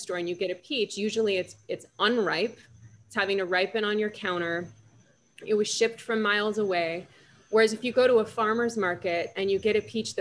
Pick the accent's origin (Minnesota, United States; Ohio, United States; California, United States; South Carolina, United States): California, United States; Los Angeles; I'm from Los Angeles